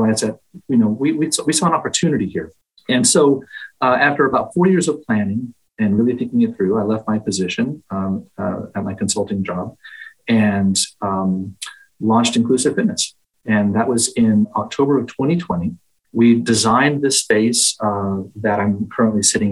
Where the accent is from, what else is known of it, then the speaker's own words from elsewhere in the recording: Dallas, Texas, United States; moved away as an adult; now in Boston, United States; I'm from Dallas